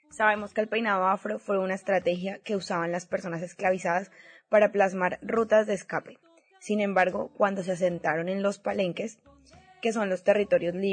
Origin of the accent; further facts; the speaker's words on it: Colombia; decirle a todas las chicas colombianas que nos escuchan que en este momento tan difícil que se vive en mi país es más que necesario que nos apoyemos